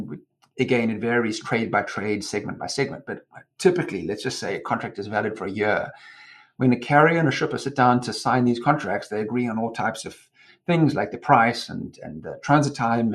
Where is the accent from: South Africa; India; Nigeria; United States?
South Africa; Durban, KwaZulu-Natal; moved away; I was born and raised in South Africa and grew up in Durban